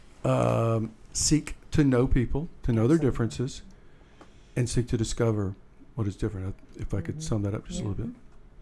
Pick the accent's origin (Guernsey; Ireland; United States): United States; Deep South; And so for me, I am from the Deep South, and there's a lot in that that I don't like.